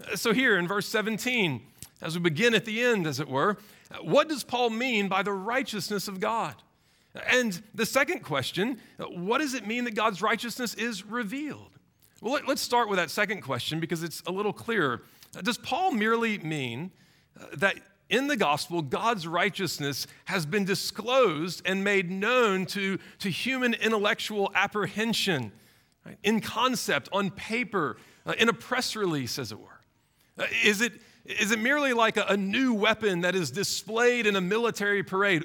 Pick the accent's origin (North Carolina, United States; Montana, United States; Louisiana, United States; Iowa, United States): Louisiana, United States; Baton Rouge; When I was in sixth grade, growing up in Baton Rouge